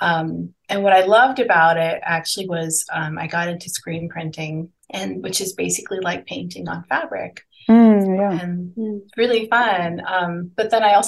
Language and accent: English; Panama; moved away as an adult; also born or lived in United States; So I grew up in Panama, and I went to art school in the U.S.